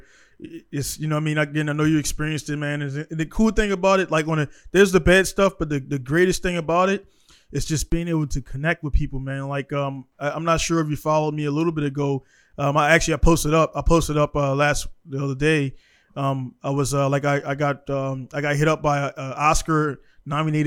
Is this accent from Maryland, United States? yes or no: yes; Baltimore, Maryland, United States; I grew up in Baltimore